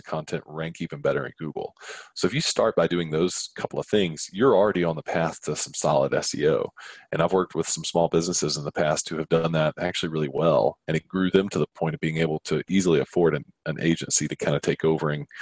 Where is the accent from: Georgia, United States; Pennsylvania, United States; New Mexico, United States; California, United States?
Georgia, United States; Atlanta; my hometown in Atlanta